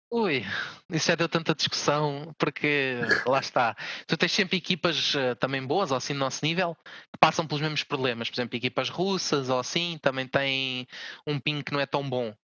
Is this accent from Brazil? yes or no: no; Portugal; nós, a nossa equipa sendo portuguesa